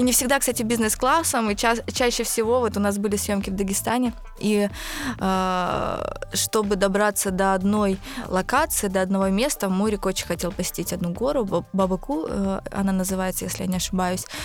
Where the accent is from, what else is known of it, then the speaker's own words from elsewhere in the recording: Izhevsk, Udmurtia, Russia; now in Moscow, Russia; 31 год. Выросла в Ижевске, переехала в Москву в 2005 году.